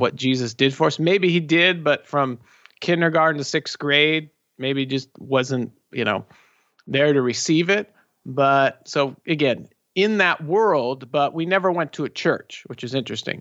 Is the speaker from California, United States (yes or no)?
yes; Southern California, United States; We're both born and raised here in Southern California.